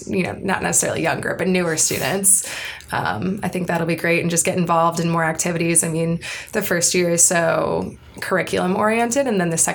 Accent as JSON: {"language": "English", "town": "Cleveland", "region": "Ohio", "country": "United States", "moved": "as an adult", "said": "I'm from Cleveland, Ohio"}